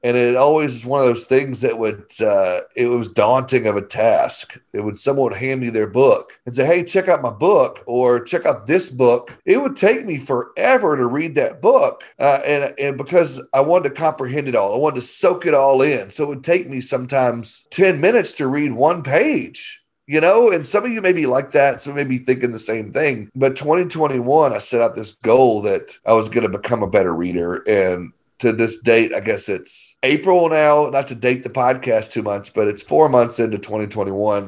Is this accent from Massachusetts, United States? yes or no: no; Arkansas, United States; I'm just from Arkansas